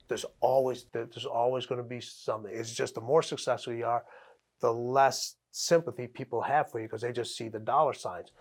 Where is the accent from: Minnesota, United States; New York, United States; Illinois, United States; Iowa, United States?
Illinois, United States; Chicago; I'm from Chicago